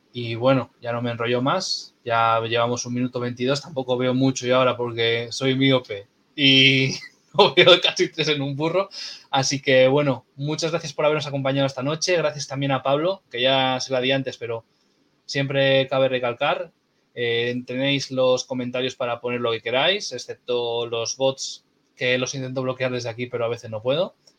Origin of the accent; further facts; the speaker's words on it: Castro Urdiales, Cantabria, Spain; soy de Castro